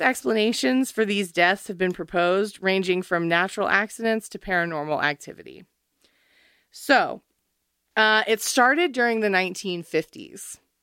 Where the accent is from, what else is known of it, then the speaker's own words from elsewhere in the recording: United States; I'm American